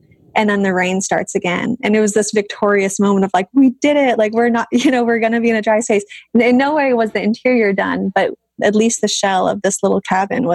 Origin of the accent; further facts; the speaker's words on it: Southern California, United States; moved away; I grew up in Southern California. I was very much a SoCal gal